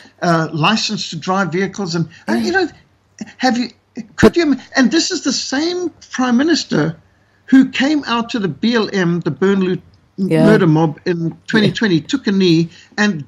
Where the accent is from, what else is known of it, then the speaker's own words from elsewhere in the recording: South Africa; As a South African who lives in South Africa with all of his children and grandchildren